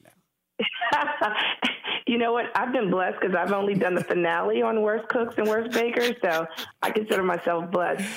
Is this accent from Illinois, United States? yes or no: no; New York City, New York, United States; being black and a female and born and raised in Harlem